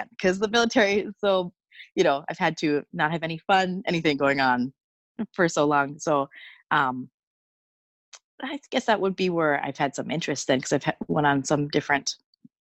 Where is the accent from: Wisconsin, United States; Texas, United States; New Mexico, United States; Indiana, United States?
Wisconsin, United States; Superior; accent: Wisconsin; I grew up in, well, Superior, Wisconsin, so it's basically still Minnesota. It's so close. It's just across the bridge. So maybe I have more of a Wisconsin accent